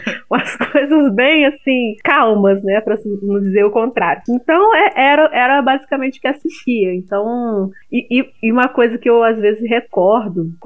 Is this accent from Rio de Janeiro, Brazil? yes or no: yes; Rio de Janeiro, Brazil; Porque eu sou do Rio e não